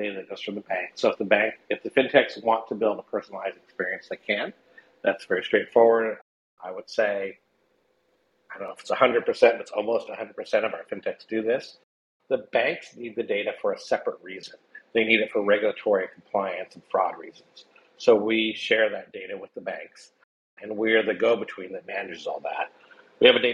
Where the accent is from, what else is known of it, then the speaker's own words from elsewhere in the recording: United States; I'm an American